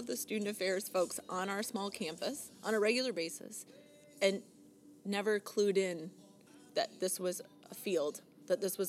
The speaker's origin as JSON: {"language": "English", "town": "Delta", "region": "Ohio", "country": "United States", "tie": "born or raised there", "also_born_or_lived": "Illinois", "moved": "as an adult", "lives_now": "Canada", "said": "I was born in Delta, Ohio, okay. Which is this small rural town outside of Toledo, not far from Detroit."}